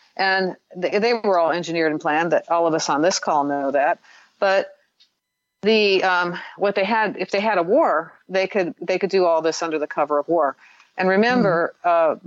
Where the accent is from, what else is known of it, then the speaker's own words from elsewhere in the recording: Midwest, United States; I grew up in the Midwest